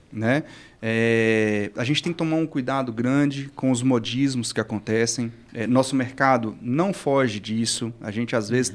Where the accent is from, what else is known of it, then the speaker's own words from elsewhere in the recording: Minas Gerais, Brazil; eu sou mineiro